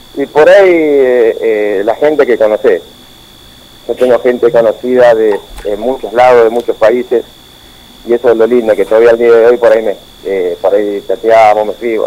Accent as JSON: {"language": "Spanish", "town": "General Villegas", "region": "Buenos Aires Province", "country": "Argentina", "also_born_or_lived": "Porto Alegre / La Plata / Mexico", "moved": "yes", "said": "Saliendo de Vicega, jugando en, en Atlético"}